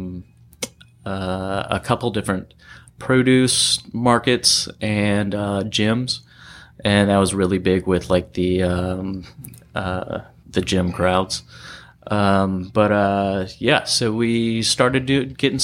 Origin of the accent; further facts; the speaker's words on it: Virginia, United States; moved away as an adult; now in San Diego, United States; I grew up on the East Coast, Virginia, in the country.